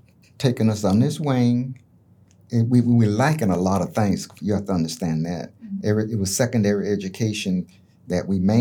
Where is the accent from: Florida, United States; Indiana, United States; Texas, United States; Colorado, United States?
Florida, United States; Bartow; also born or lived in Raiford, Florida; when I was born in Rayford, Florida, mm-hmm. we moved to Bartow. When I was like two. Mm-hmm. So I don't know nothing else but Bartow